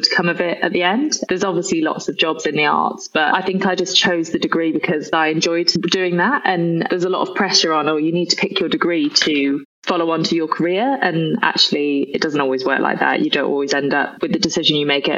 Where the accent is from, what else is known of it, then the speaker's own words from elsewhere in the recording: Nantwich, North West England, United Kingdom; moved away as an adult; also born or lived in London; I'm actually from Cheshire, a place called Nantwich, but nobody's ever really heard of it. I grew up on a dairy farm in the middle of nowhere